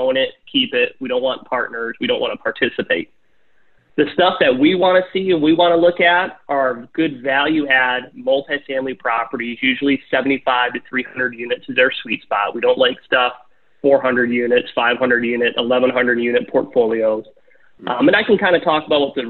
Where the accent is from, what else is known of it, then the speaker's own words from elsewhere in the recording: Michigan, United States; we're from Michigan